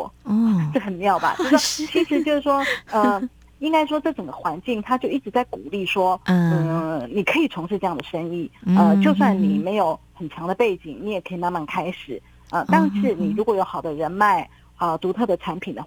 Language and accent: Chinese; Taiwan; now in China; 其实他们外卖已经很久了，可是我就是还是保持着我台湾人的习惯。